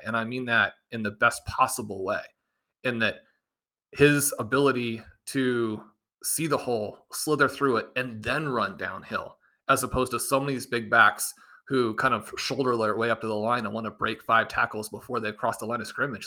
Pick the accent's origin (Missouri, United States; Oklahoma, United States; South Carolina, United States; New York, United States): Missouri, United States; Kansas City; growing up in Kansas City, attending all these games in Arrowhead